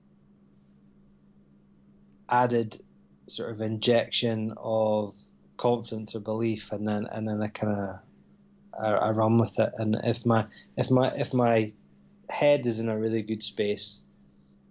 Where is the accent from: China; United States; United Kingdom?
United Kingdom; Scotland; growing up in Scotland